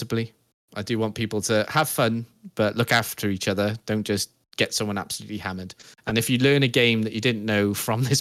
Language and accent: English; United Kingdom; we're British.